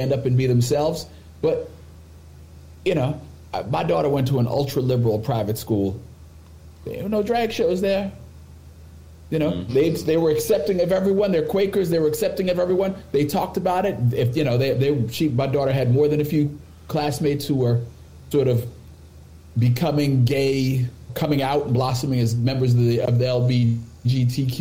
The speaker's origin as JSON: {"language": "English", "region": "New York", "country": "United States", "tie": "born or raised there", "moved": "yes", "said": "we grew up in New York"}